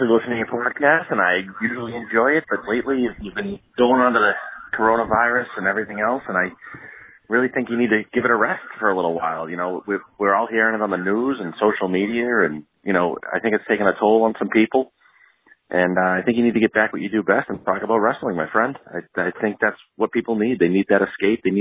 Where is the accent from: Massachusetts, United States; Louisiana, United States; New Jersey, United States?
Massachusetts, United States; Boston; I am from one of the greatest cities in the world, if not the greatest city. I'm from Boston.